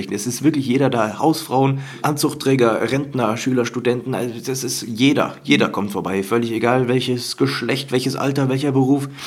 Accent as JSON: {"language": "German", "region": "Hesse", "country": "Germany", "tie": "born or raised there", "lives_now": "Cologne, Germany", "said": "Ich bin kein gebürtiger Kölner. Ich bin nicht in der Stadt groß geworden, sondern auf dem Land in der hessischen, osthessischen Provinz Nähe Fulda in der Rhön auf dem Dorf"}